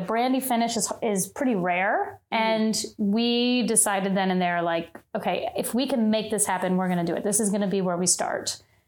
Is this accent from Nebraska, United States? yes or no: no; Kentucky, United States; moved away as an adult; now in New York, United States; I'm from Kentucky, and my whole family is uh, just bourbon fanatics